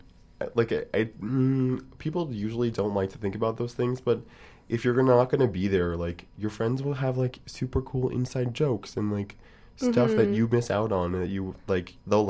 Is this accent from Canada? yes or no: yes; Montreal, Quebec, Canada; now in Vancouver, Canada; Because I'm not from Vancouver, Montreal's a little, like, European in that way